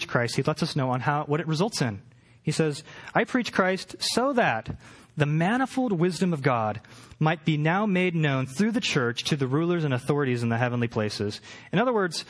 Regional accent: Portland, Oregon, United States; now in Los Angeles, United States; I'm from Portland

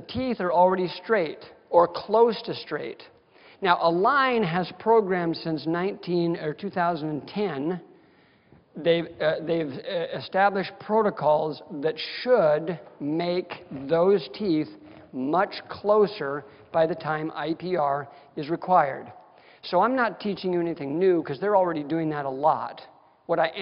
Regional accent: Wisconsin, United States; now in Las Vegas, United States; I'm from Wisconsin, so everybody has an old armoire in their basement.

